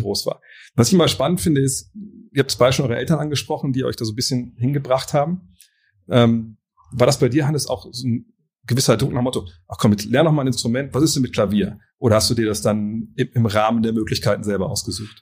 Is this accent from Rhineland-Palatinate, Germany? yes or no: no; Wolfsburg, Lower Saxony, Germany; ich komme aus Wolfsburg